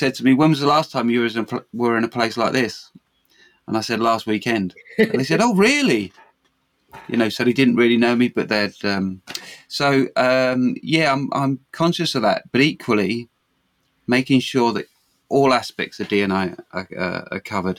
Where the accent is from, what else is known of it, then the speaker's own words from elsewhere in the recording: New Zealand; also born or lived in London; Luckily for me, I was born in London, but I went to school in New Zealand from the age of 9 to 15. I was in New Zealand and I went to school there.